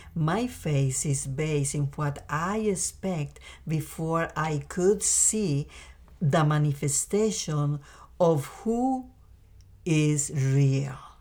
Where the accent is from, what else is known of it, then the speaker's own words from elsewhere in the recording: Costa Rica; moved away; I grew up in a beautiful and small country called Costa Rica in Central America